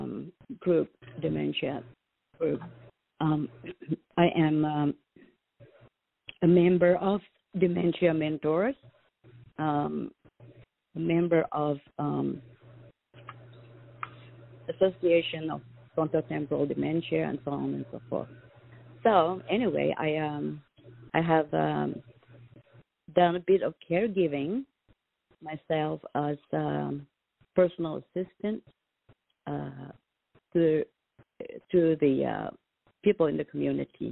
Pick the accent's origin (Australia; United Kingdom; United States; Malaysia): Malaysia; moved away; I'm originally from Malaysia, and this is a long way from home